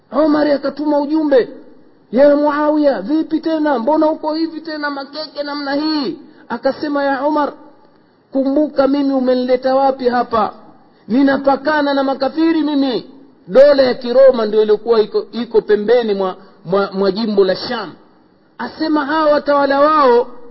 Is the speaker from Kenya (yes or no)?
no; Tanga, Tanga Region, Tanzania; kule kwetu tanga